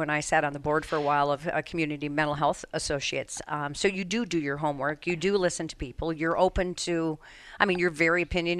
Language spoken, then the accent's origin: English; Colorado, United States; now in Connecticut, United States; my home state of Colorado.